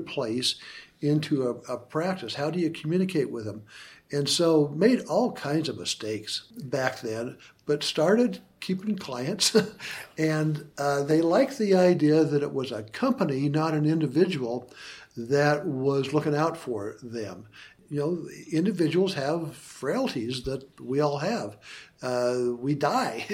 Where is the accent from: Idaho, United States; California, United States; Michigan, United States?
Idaho, United States; missing Idaho, my hometown, my home state